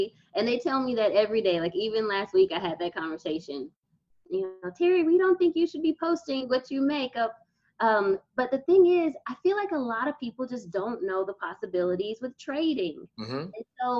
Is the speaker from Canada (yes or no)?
no; Nigeria; I'm Nigerian, so we go to get cloth at markets.